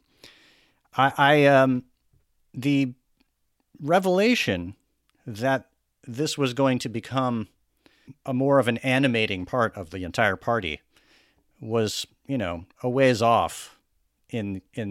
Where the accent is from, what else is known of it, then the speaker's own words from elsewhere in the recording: Texas, United States; I grew up in Texas too